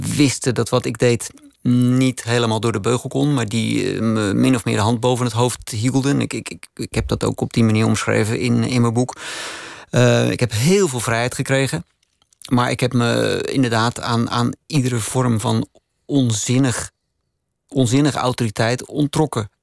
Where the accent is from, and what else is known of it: Netherlands; now in Austria